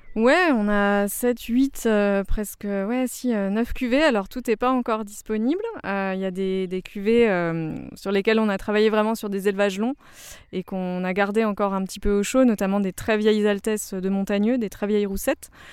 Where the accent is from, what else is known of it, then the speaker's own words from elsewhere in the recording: Alsace, Grand Est, France; moved away; also born or lived in Rhône-Alpes; je suis alsacienne d'origine mais pas du tout issue de famille viticole